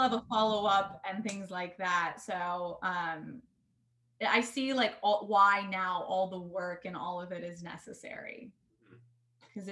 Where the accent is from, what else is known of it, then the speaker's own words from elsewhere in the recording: Atlanta, Georgia, United States; I grew up in Atlanta